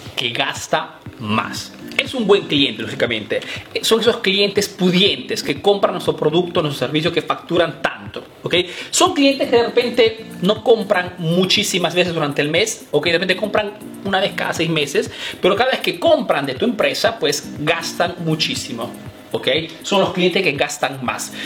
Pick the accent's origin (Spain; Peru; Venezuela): Peru; now in Italy; soy un emprendedor peruano que vive aquí en Italia